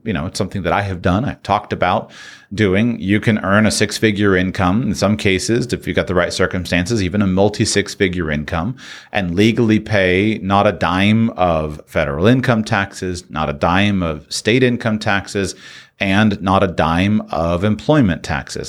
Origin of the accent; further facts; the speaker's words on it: United States; moved away; I'm from the United States.